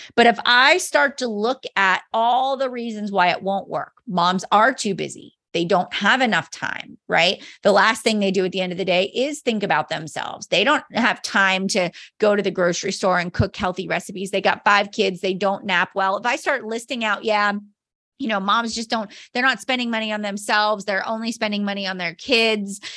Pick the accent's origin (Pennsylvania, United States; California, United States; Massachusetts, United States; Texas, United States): Pennsylvania, United States; Mars; I am a mom from Mars, Pennsylvania